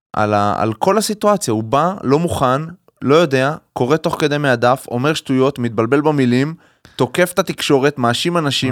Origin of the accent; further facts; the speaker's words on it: Haifa, Haifa District, Israel; בתור חיפאי שגדל ב... לא בעל הכרמל, אני גדלתי עם הרבה מאוד ערבים ישראלים